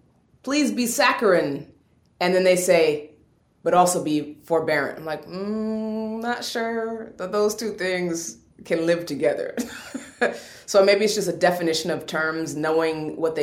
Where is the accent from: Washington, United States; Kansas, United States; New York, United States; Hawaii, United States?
Washington, United States; Seattle; I'm from Seattle, Washington. We don't have accents there.